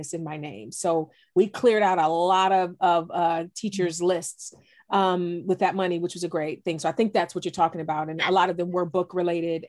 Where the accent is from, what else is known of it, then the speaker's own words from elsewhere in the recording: East Cleveland, Ohio, United States; I grew up in East Cleveland, a single parent home